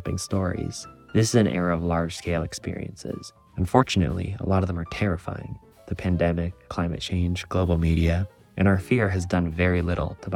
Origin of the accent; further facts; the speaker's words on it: Oregon, United States; my home state in Oregon